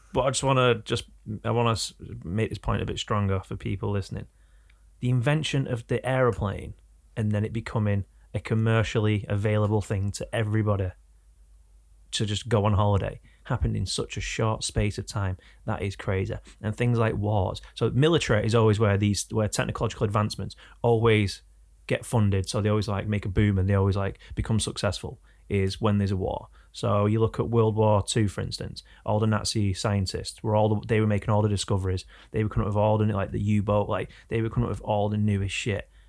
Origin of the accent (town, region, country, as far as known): England, United Kingdom